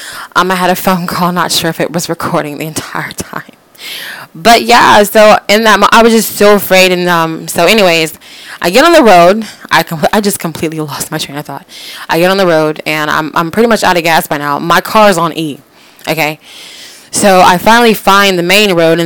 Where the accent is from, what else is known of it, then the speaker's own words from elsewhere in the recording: Florida, United States; moved away as an adult; now in West Virginia, United States; I'm from Florida